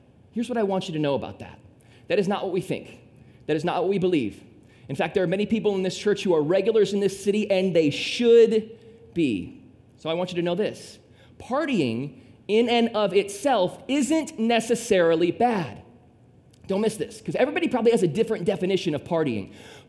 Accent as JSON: {"language": "English", "town": "Temperance", "region": "Michigan", "country": "United States", "tie": "born or raised there", "moved": "as an adult", "lives_now": "South Florida, United States", "said": "when I lived in Temperance, Michigan"}